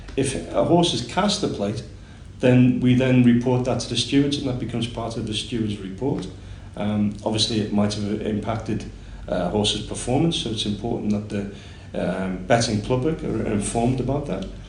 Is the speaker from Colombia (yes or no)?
no; Liverpool, North West England, United Kingdom; moved away as an adult; now in Singapore; I'm from Liverpool originally, um, and I started working with horses when I was about 11 or 12 years of age